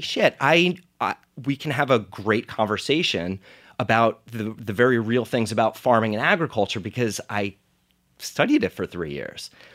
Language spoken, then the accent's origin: English; Monmouth County, New Jersey, United States; I grew up in Monmouth County, New Jersey